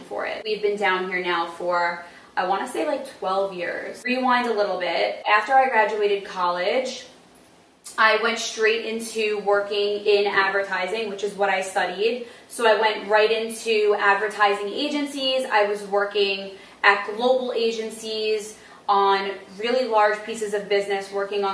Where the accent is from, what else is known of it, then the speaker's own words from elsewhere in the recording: New York City, New York, United States; I am from Brooklyn. I was born and raised in South Brooklyn in a neighborhood called Sheepshead Bay.